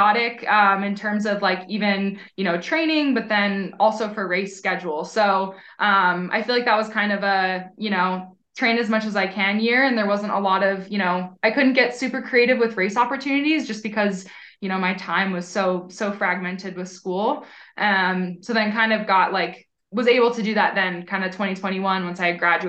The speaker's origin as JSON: {"language": "English", "town": "Hershey", "region": "Pennsylvania", "country": "United States", "tie": "born or raised there", "also_born_or_lived": "Burlington, Vermont", "moved": "as an adult", "lives_now": "Colorado, United States", "said": "growing up, we had a really great swim team. I'm from Hershey, Pennsylvania"}